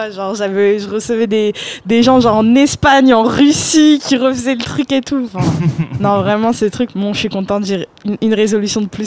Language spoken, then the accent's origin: French; Paris, Île-de-France, France; born there; moi, je suis née à Paris, Barbès.